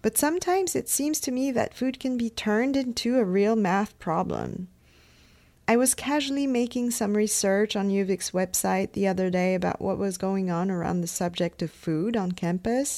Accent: France; moved away; I come from France

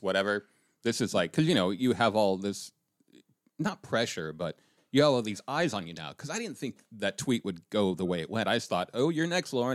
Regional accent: Colorado, United States; I'm from Colorado.

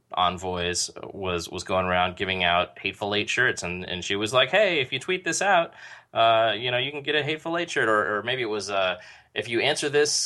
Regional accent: San Diego, California, United States; Like, I'm from San Diego. We don't have woods there.

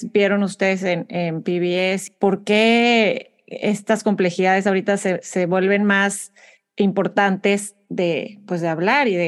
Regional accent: Mexico; now in United States; como comunicadora mexicana viviendo en Estados Unidos

